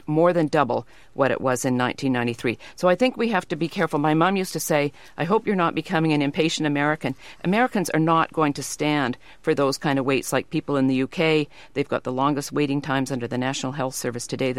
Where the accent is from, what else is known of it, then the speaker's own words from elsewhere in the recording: Canada; now in United States; I grew up in Canada.